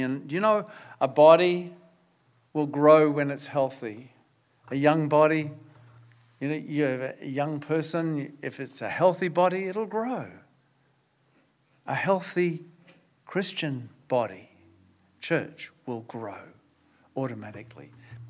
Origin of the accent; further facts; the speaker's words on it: Australia; now in New Zealand; So I haven't lost my Australian citizenship, but I'm a Kiwi too.